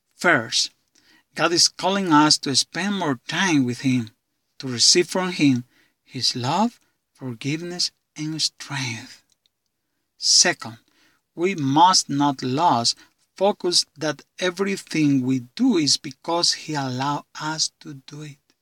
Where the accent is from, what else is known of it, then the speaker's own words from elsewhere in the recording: San Marcos, Honduras; from San Marcos, Honduras